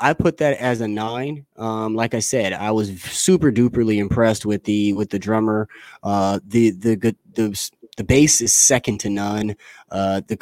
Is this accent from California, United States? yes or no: yes; California, United States; I'm a Californian